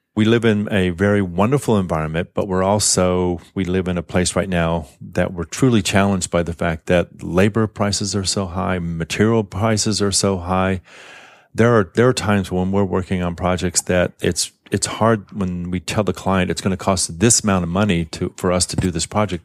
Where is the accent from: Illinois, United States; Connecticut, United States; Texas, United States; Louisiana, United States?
Louisiana, United States; New Orleans; also born or lived in Tokyo, Japan; now in San Francisco Bay Area, United States; I'm from New Orleans originally, and I remember moving out here from New Orleans